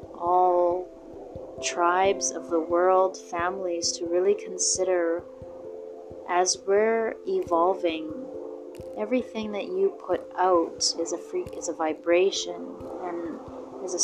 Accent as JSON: {"language": "English", "country": "Canada", "said": "to my people and to my home country"}